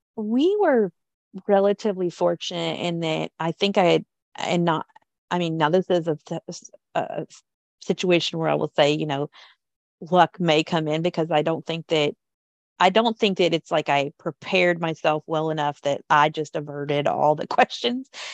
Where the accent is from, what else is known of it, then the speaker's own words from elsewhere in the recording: Kentucky, United States; when I was a kid growing up in Kentucky